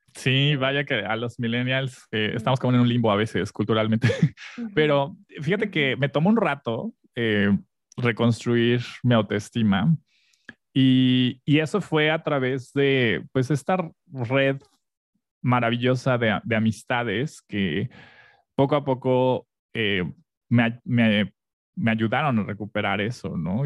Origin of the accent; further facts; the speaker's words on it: Mexico City, Mexico; moved away as an adult; also born or lived in Texcoco, State of Mexico; now in Mérida, Mexico; crecí en Ciudad de México, soy de allá, bueno, nací en Texcoco, pero eh, crecí casi toda mi infancia en, Ciudad de México